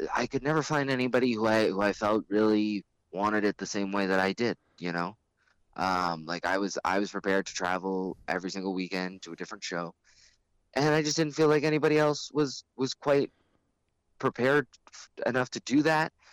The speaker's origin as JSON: {"language": "English", "country": "Canada", "said": "we're the Canadian guys"}